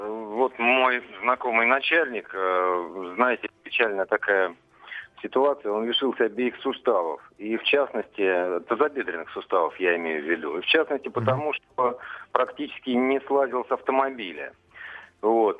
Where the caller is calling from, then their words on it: Krasnoyarsk, Krasnoyarsk Krai, Russia; А я звоню из Красноярска